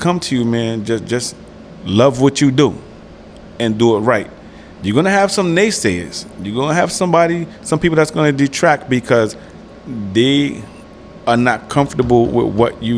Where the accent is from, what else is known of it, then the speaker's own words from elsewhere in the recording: New York City, New York, United States; I'm a Harlem cat